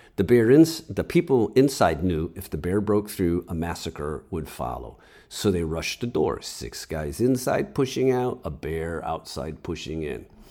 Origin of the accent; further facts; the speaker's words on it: New England, United States; moved away; I am from New England, where we use three and only three spices: salt, pepper, and maple syrup.